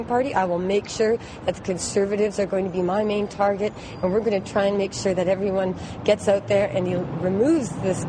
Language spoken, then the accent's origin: English; Canada; here in Canada